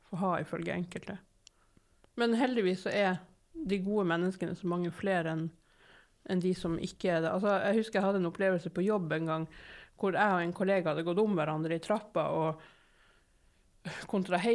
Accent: Narvik, Nordland, Norway; moved away as an adult; now in Bergen, Norway; i Nord-Norge med læstadianere på alle kanter

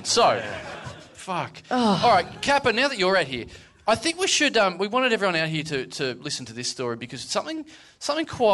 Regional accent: Australia

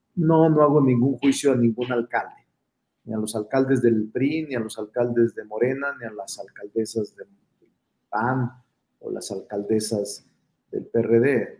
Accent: Zacatecas, Mexico; now in Mexico City, Mexico; soy vecino de la San Rafael desde hace muchos años. Aquí vivo, este es mi domicilio. Soy Zacachilango.

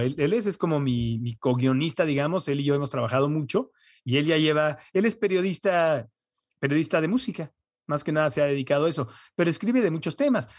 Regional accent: United States; moved away; yo como crecí en Estados Unidos, veo casi todo en inglés

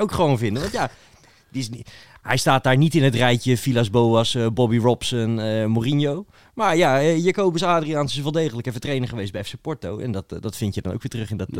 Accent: Netherlands; voor mij als Hollander

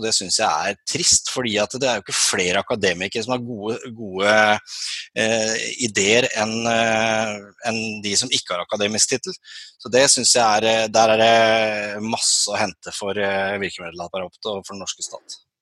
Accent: Sørlandet, Norway; accent: Sørlandsk (southern Norwegian dialect); also born or lived in Kristiansand / Lillesand; jeg er jo sørlending, som dere hører på dialekta

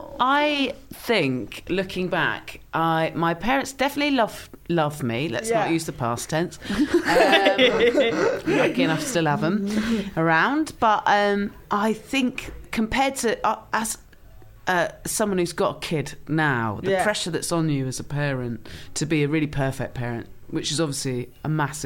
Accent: Swanage, South West England, United Kingdom; Swanage in Dorset.

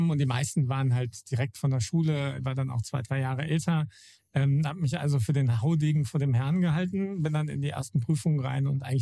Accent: Wolfhagen, Hesse, Germany; moved away; ich komme ähm, aus einer Gegend, die eigentlich Grüne Hölle heißen sollte, aus äh, Wolfhagen. Das ist so Mittelhessen also weit über, über Frankfurt und da ist im Umfeld eigentlich gar nichts, bis auf kleine, kleine Dörfer.

